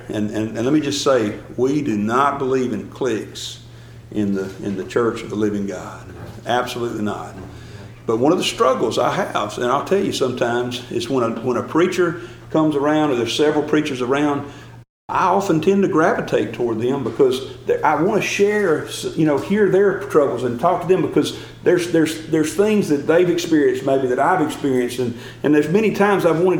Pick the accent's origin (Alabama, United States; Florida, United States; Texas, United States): Alabama, United States; Gordo; I'm from Gordo, Alabama.